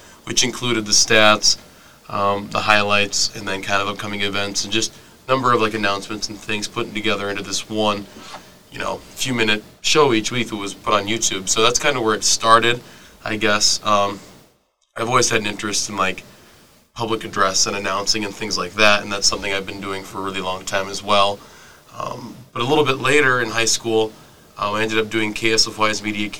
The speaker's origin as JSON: {"language": "English", "town": "Coleman", "region": "South Dakota", "country": "United States", "tie": "born or raised there", "said": "Coleman, South Dakota. It's a small town about half an hour south of Brookings"}